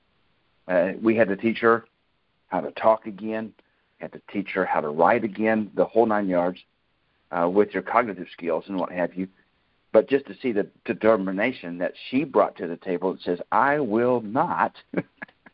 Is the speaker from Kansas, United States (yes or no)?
yes; Kansas, United States; moved away; my hometown in Kansas